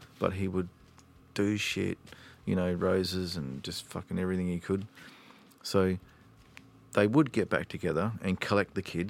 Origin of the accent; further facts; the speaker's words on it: Perth, Western Australia, Australia; also born or lived in Sydney, New South Wales; Mainly Scarborough and Woodlands and Churchlands.